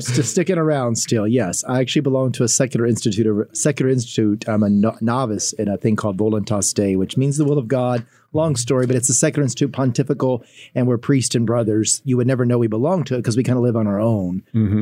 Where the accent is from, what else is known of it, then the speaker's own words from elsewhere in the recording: Kentucky, United States; moved away as an adult; now in Fort Wayne, United States; I'm from Kentucky, so that's where I was raised